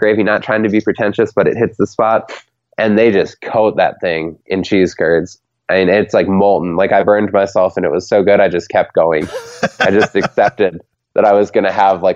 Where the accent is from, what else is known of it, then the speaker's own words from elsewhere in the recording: Minnesota, United States; as a Minnesotan